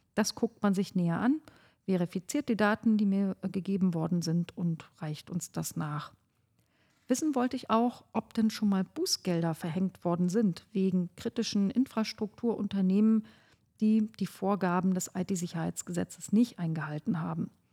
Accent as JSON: {"language": "German", "area": "Oberhavel district", "region": "northern Brandenburg", "country": "Germany", "said": "ich komme ja aus dem Landkreis Oberhavel im Norden von Brandenburg."}